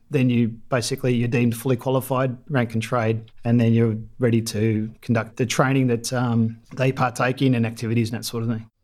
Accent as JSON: {"language": "English", "town": "Melbourne", "region": "Victoria", "country": "Australia", "tie": "born or raised there", "also_born_or_lived": "Dandenongs", "said": "I grew up in Melbourne, northern suburbs."}